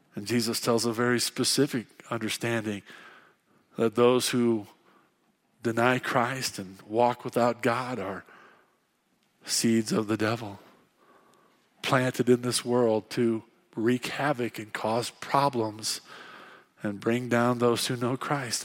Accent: Fairbury, Illinois, United States; moved away as an adult; now in Casper, United States; I grew up in Fairbury, Illinois

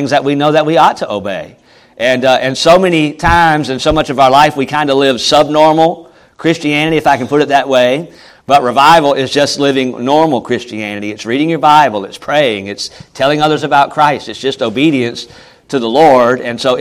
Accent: Charlotte, North Carolina, United States; moved away; I'm from Charlotte

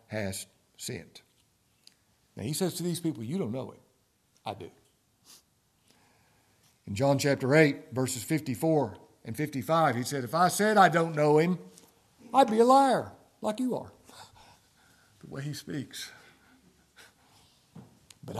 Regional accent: Ashland, Kentucky, United States; I'm from Ashland, Kentucky

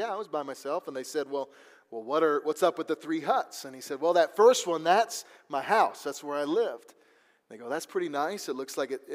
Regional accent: Missouri, United States; I'm from Missouri, which is the show me state

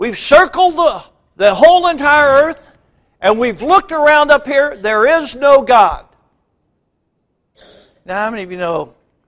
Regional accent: United States; born and raised in the United States of America

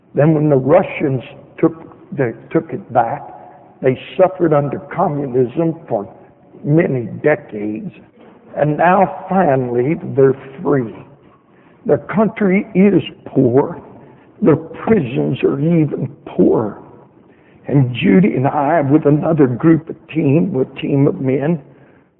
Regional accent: United States; we're from America.

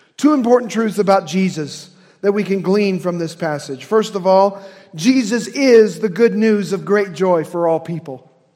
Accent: Indiana, United States; accent: Hoosier; My Hoosier accent

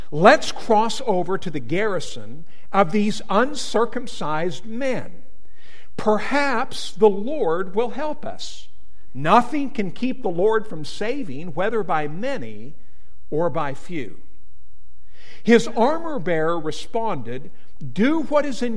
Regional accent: Whitefish, Montana, United States; also born or lived in Butte, Montana; I grew up in Montana, in Whitefish, Montana

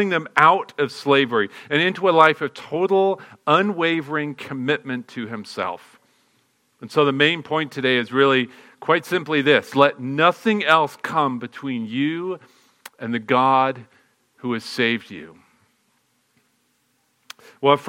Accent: England, United Kingdom; now in United States; I'm an American citizen now, but I still can't help but be drawn back to the motherland

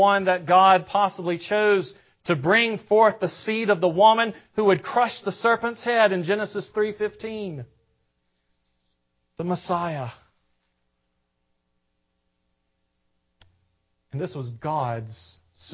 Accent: the South, United States; accent: southern; forgive my southern accent.

